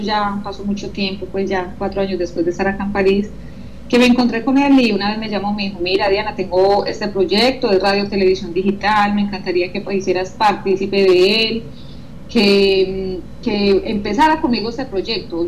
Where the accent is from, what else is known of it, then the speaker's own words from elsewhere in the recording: Colombia; moved away as an adult; now in France; dejé mis hijas en Colombia, mi mamá, los seres que más amo, me desprendí de mis raíces totalmente